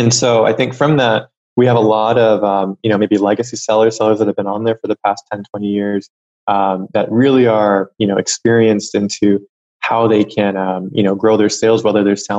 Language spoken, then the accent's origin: English; United States; I'm American